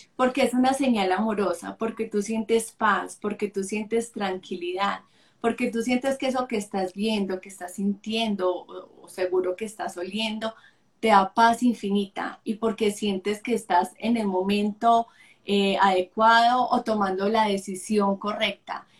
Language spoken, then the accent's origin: Spanish; Sonsón, Antioquia, Colombia; cuando tenía ocho años, cuando vivía en Sonsón con mi familia, porque soy de Sonsón, Antioquia